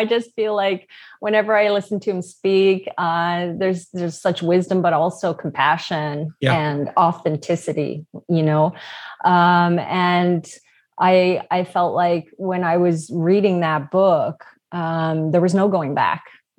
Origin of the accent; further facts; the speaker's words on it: St. John's, Newfoundland and Labrador, Canada; moved away as an adult; now in Vancouver, Canada; St. John's, Newfoundland, which is, if you Google Newfoundland, it's this island out in the Atlantic Ocean on the very east coast of Canada.